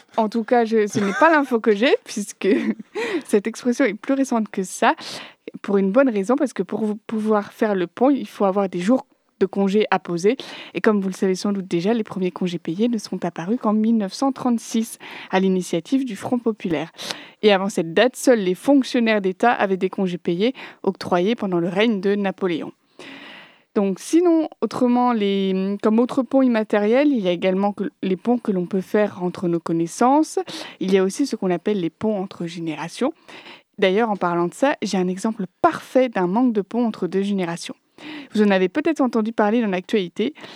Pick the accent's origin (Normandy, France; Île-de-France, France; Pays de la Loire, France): Pays de la Loire, France; Nantes; Je suis de Nantes